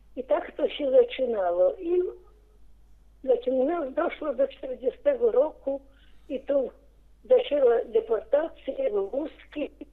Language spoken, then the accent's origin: Polish; Paciewicze, Wołkowysk county, Grodno Region, Belarus; now in Grodno, Belarus; urodziłam się piękna wieś Paciewicze. Wolkowyski powiat był przed wojną.